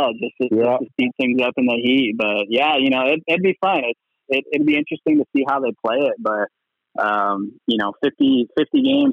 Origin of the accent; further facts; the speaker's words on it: Illinois, United States; now in Arizona, United States; being from Illinois